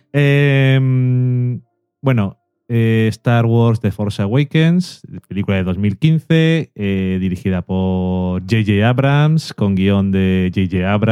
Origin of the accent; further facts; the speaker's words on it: Burgos, Castile and León, Spain; Es que yo soy de aquí de Burgos.